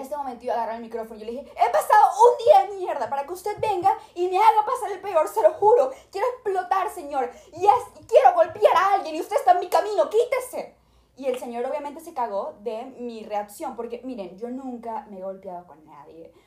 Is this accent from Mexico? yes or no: no; Venezuela; now in Los Angeles, United States; yo soy de Venezuela